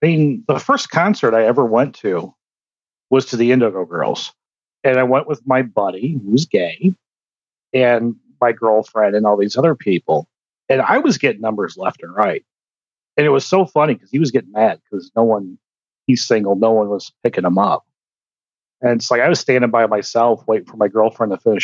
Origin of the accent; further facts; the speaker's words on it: Indiana, United States; I'm from Indiana